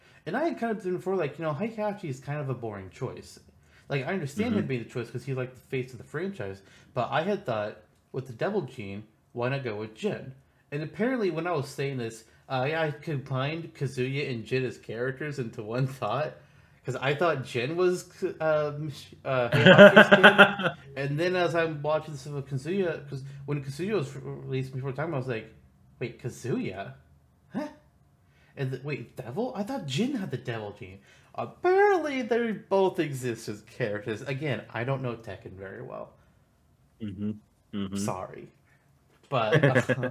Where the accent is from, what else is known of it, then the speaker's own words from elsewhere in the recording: Midwest, United States; I'm from the Midwest